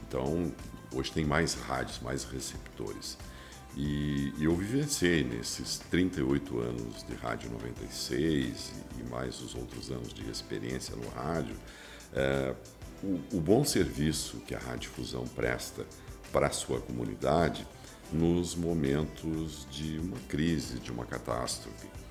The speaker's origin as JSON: {"language": "Portuguese", "region": "Rio Grande do Sul", "country": "Brazil", "said": "Eu sou, sou gaúcho e sou bairrista"}